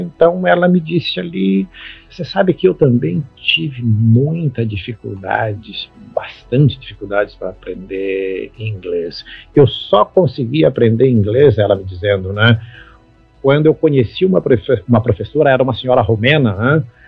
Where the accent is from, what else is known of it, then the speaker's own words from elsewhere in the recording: Belo, interior of Minas Gerais, Brazil; moved away; eu nasci em Belo lá no interior de Minas Gerais